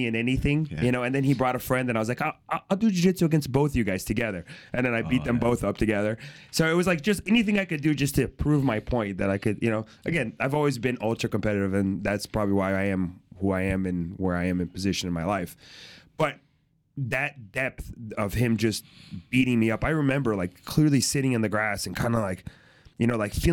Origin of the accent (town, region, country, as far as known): Fort Lauderdale, Florida, United States; born or raised there; also born or lived in Brazil